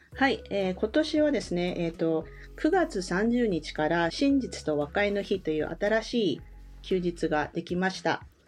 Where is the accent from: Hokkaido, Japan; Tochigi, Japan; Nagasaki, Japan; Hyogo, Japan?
Nagasaki, Japan; now in Victoria, Canada; 私は長崎県出身で、1998年よりカナダの西海岸にありますバンクーバー島というところのビクトリアに在住しています